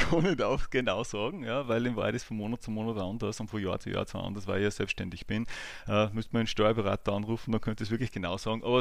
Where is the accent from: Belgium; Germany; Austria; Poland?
Austria; Ebensee, Upper Austria; also born or lived in Bad Ischl; now in Linz, Austria; Ich bin geboren in Bad Ischl, bin aufgewachsen in Ebensee im Salzkammergut, bin jetzt aber seit ja, eigentlich über 15 Jahren schon durchgehend in Linz.